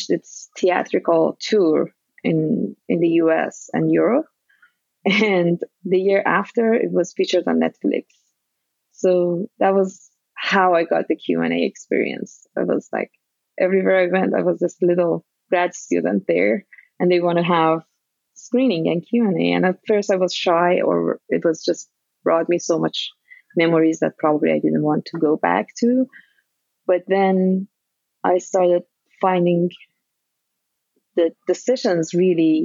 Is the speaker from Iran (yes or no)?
yes; Iran; moved away as an adult; now in United States; So I am originally from Iran. I'm Iranian American now. And I came to US in 2003 as a graduate student.